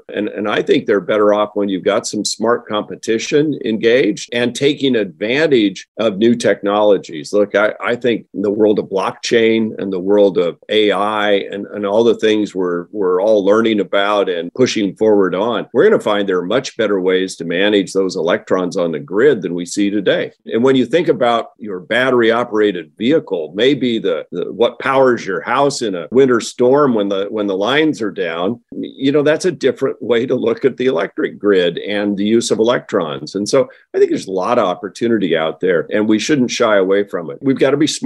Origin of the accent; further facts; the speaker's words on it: the Northwest, Oregon, United States; I come from the Northwest, as you mentioned, here in Oregon.